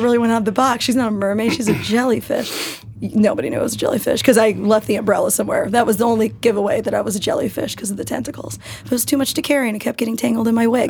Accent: New York, United States; I'm a New Yorker and we do not sleep

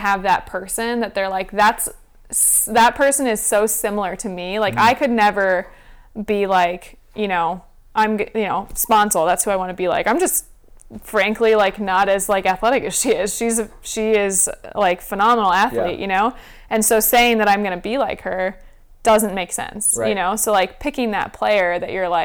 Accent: Michigan, United States; moved away; also born or lived in Florida; growing up in Michigan and then moving to Florida

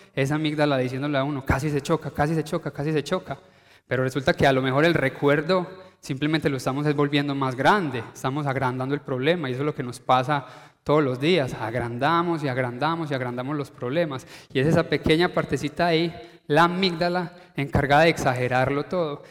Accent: Paisa, Antioquia, Colombia; uno como paisa, uno que dice, eh, colombiano

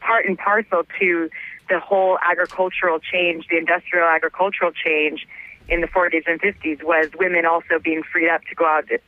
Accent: West Coast, United States; now in New York, United States; No, I'm from the West Coast.

